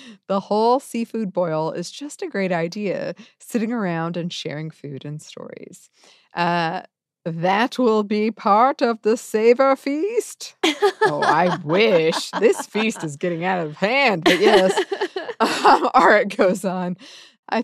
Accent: Ohio, United States; Growing up in Ohio, we actually had a lot that grew in the creek behind us.

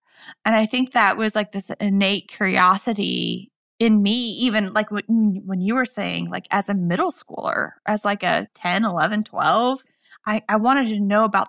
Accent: Midwest, United States; moved away; I grew up in the Midwest originally.

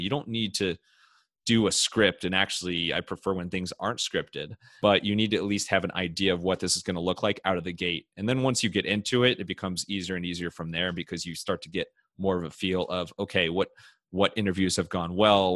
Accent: Cleveland, Ohio, United States; I'm from Cleveland

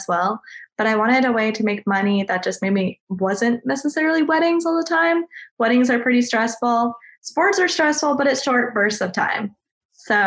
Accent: South Dakota, United States; moved away as an adult; also born or lived in Mankato, Minnesota; now in Raleigh, United States; I'm originally from South Dakota. And then I went to college in Mankato, and now I live, which is in Minnesota. And then now I live in Raleigh, North Carolina.

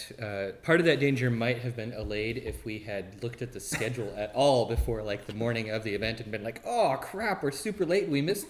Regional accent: Oregon, United States; I didn't enter or leave the state of Oregon.

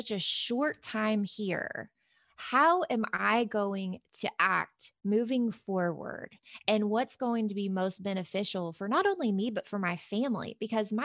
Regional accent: Kentucky, United States; I'm from Kentucky. I mean, we are like huggers and bless your hearts and all that stuff, right? But this same Kentucky bless your heart girl

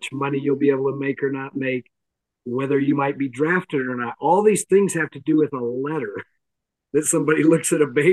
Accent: the Bible Belt in the South, United States; I grew up in the Bible Belt in the South

